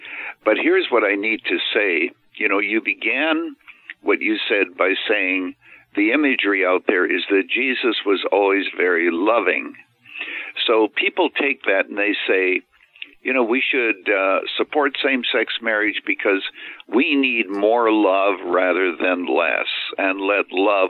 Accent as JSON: {"language": "English", "country": "Canada", "tie": "born or raised there", "lives_now": "United States", "said": "I was actually born and raised in Canada, so I'm a naturalized American."}